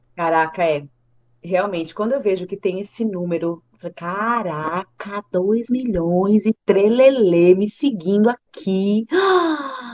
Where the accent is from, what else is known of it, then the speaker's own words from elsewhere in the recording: Brazil; eu sou brasileira